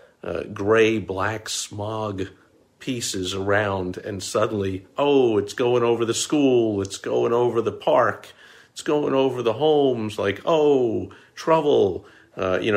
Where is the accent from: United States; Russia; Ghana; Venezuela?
United States; New York; I was growing up in New York